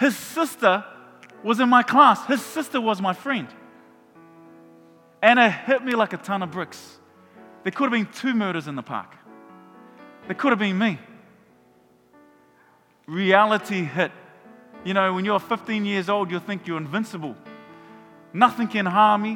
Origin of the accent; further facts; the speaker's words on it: Auckland, New Zealand; moved away as an adult; now in Hamilton, New Zealand; when I was a teenager growing up in Mangere